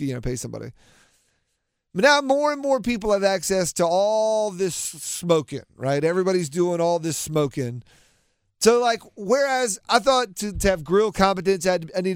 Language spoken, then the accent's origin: English; Raleigh, North Carolina, United States; I'm from Raleigh